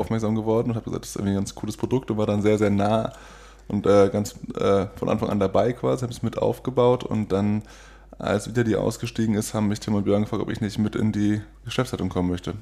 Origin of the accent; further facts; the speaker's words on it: Oldenburg, Lower Saxony, Germany; moved away as an adult; now in Cologne, Germany; Ich bin äh, in Oldenburg geboren. Mhm. Das ist in Niedersachsen